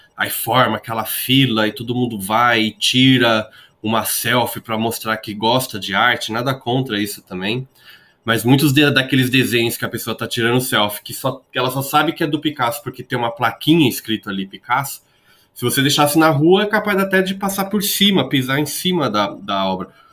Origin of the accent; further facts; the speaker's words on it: São Paulo, Brazil; eu sou de São Paulo